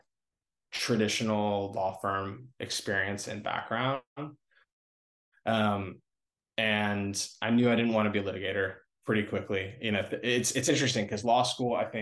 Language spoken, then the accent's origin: English; Los Angeles, California, United States; I grew up in Los Angeles, California. I grew up like in Westwood